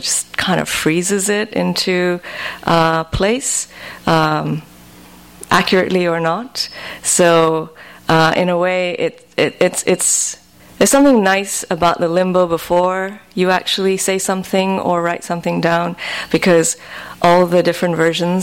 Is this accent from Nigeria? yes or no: yes; Nigeria; now in United States; I moved from Nigeria to America